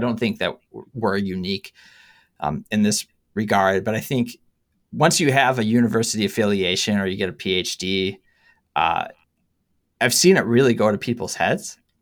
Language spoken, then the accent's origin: English; Harbor Springs, Michigan, United States; now in East Lansing, United States; my hometown in Harbor Springs, Michigan